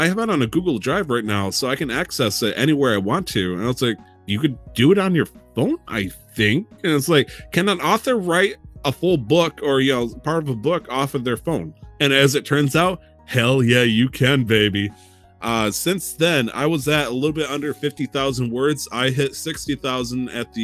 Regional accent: United States; as an American

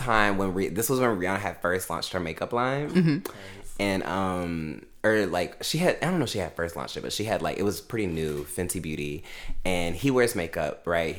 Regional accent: Augusta, United States; moved away; back in my hometown. Shout out Augusta.

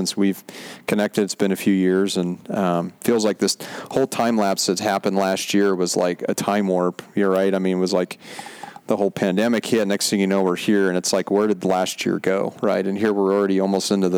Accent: Montana, United States; now in California, United States; I'm born and raised in Montana, but transplanted to California

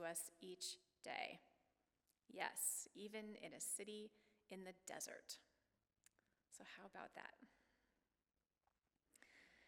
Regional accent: Oregon, United States; moved away; I grew up in Oregon

